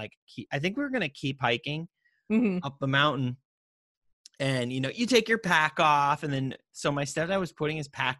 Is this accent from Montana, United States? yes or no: yes; Montana, United States; We grew up in Montana. I was hiking with my parents